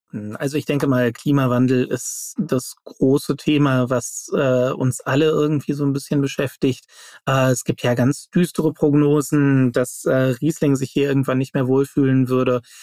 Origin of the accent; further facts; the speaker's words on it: Germany; als äh, Deutsche